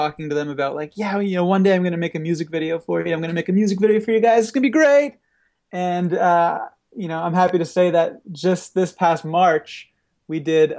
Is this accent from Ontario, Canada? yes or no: yes; Peterborough, Ontario, Canada; I grew up in Peterborough, Ontario, and I grew up with this band called